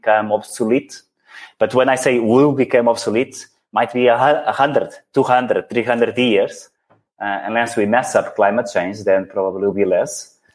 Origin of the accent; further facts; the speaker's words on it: Portugal; moved away; also born or lived in Netherlands / Belgium / India; having born and lived in Portugal